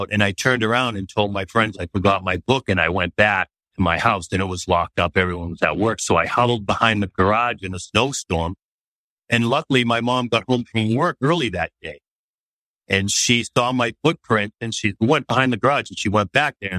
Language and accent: English; Boston, Massachusetts, United States; I grew up in Boston by an Irish family, Catholic, went to the Catholic elementary schools